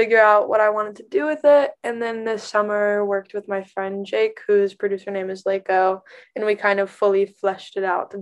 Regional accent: Knoxville, Tennessee, United States; I grew up in Knoxville, 2.5 hours outside of Nashville

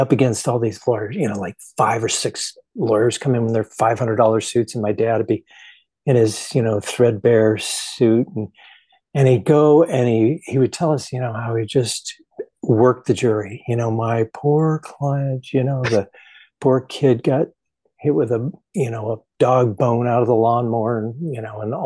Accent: Manhattan Beach, California, United States; I grew up in Southern California in Manhattan Beach, which is like 20 miles southwest of downtown LA.

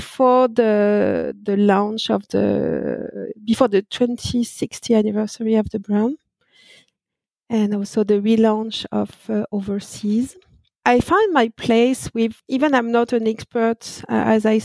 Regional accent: France; accent: French; English is a second language; I born and raised in France, that no doubt with my accent

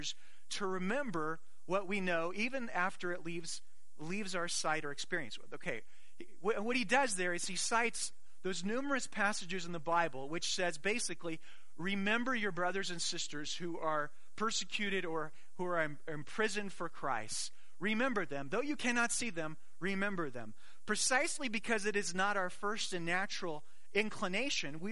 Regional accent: Arizona, United States; I grew up in Arizona

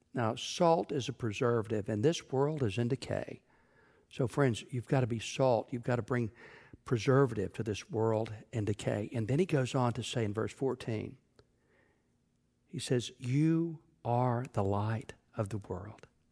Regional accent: Texas, United States; When I was growing up in Texas

